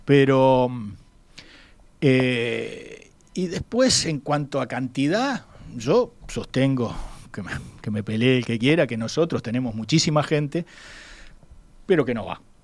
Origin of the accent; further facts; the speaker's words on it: Uruguay; como cualquier uruguayo